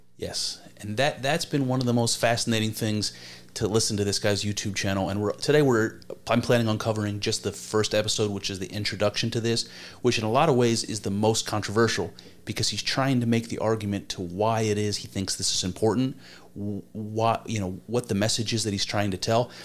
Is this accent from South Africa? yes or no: no; United States; as an American, have searched for my own history